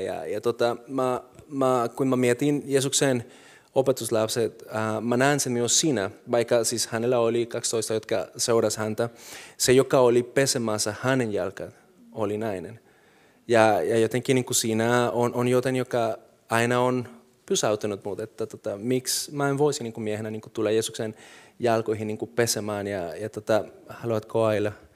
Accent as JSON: {"language": "Finnish", "country": "Colombia", "moved": "yes", "lives_now": "Finland", "said": "mulla on nyt kansallisuus, mä oon suomalainen, silti mä oon kolumbialainen, se on mun tausta"}